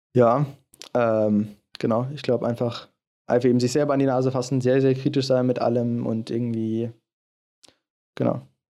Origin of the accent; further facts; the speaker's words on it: Germany; ich komme aus Deutschland